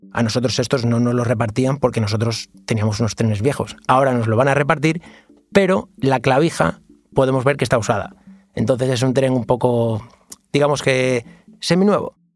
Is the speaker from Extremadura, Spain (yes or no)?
yes; Plasencia, Extremadura, Spain; yo soy de Plasencia